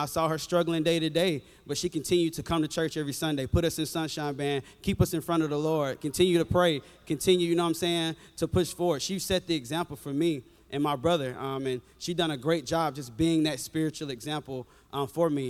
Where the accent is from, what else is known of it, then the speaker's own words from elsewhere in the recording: an hour from Tuscaloosa, the South, United States; we're from the South. We kind of don't go to anybody else's church. You kind of just go to your church, you know. So my hometown is only an hour from here